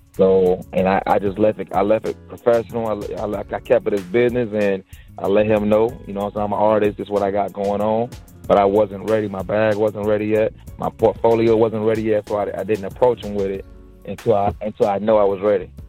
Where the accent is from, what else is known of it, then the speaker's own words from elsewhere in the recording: Dade City, Florida, United States; I'm from like it's called Dade City